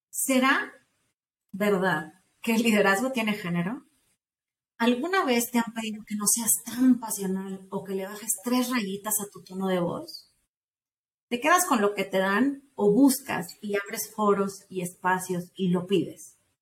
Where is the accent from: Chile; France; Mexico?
Mexico; somos mexicanos antes que nada, y hoy es día festivo en México, pero somos mexicanas